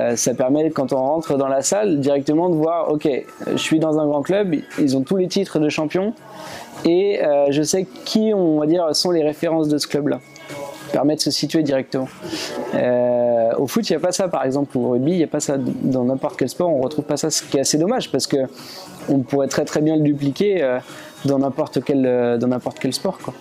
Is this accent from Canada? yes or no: no; France; chez nous en France